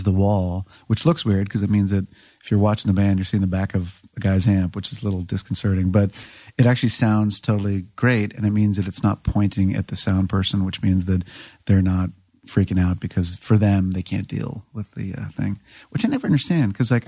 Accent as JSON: {"language": "English", "town": "Washington", "region": "District of Columbia", "country": "United States", "said": "I'm from D.C. proper."}